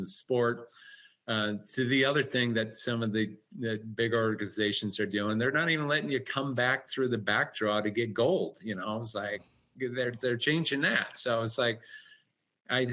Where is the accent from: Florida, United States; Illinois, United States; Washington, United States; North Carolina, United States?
Washington, United States; Eastern; Eastern Washington and rural towns I've been all my life. So grew up on an apple orchard, pear orchard